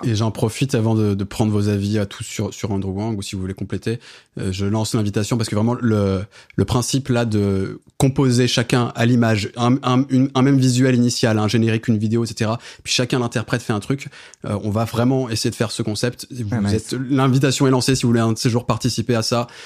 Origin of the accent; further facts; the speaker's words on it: France; en tant que Français